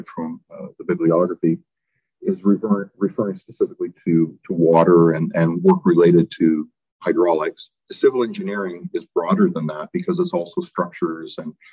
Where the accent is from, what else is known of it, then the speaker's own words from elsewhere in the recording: Canada; When you're Canadian, you tend to look outside all the time.